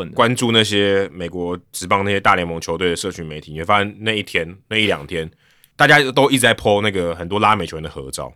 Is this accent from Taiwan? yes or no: yes; Hsinchu, Taiwan; moved away; also born or lived in Taipei; 小时候在新竹比较冷